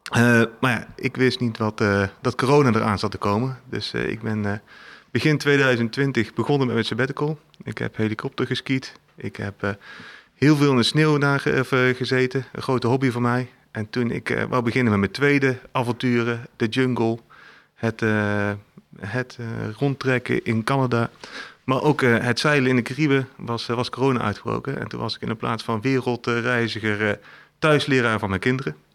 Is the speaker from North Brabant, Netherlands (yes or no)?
yes; Eindhoven, North Brabant, Netherlands; moved away as an adult; also born or lived in Tilburg; maar ik ben opgegroeid in Brabant, in Eindhoven. toen ben ik in Tilburg gaan studeren.